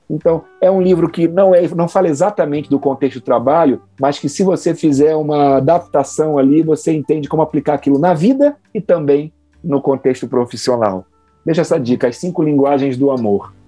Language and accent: Portuguese; Rio de Janeiro, Brazil; moved away; also born or lived in Santa Catarina; eu que sou do Rio de Janeiro, tive alguma dificuldade quando cheguei a Santa Catarina